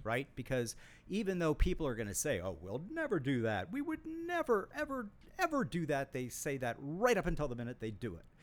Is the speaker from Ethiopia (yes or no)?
no; Saint Paul, Minnesota, United States; I grew up in Saint Paul, Minnesota